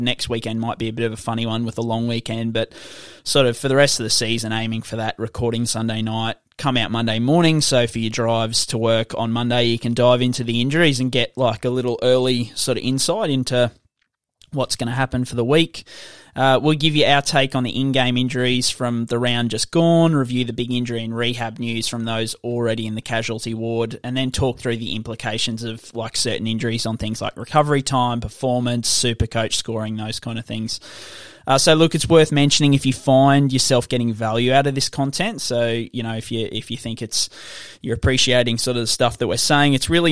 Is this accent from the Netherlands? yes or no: no; Redcliffe, Queensland, Australia; also born or lived in Gympie, Queensland; I was born and bred in Redcliffe, grew up, you know, watching, loving the Dolphins